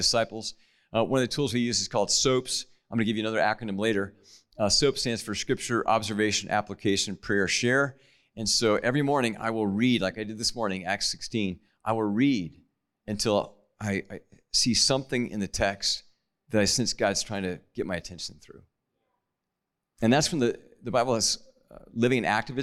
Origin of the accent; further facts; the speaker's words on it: Kansas, United States; now in Denver, United States; I'm from Kansas